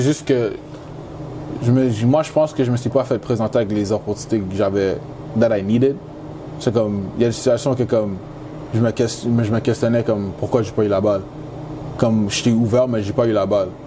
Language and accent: French; Quebec, Canada; first language English; French is a second language; moved away as an adult; now in Syracuse, United States; comme je suis né au Canada, je suis canadien